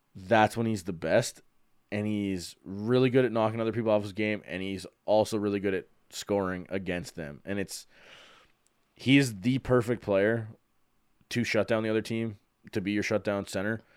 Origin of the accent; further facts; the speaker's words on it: Calgary, Alberta, Canada; I'm born and raised in Calgary, been here just about my entire life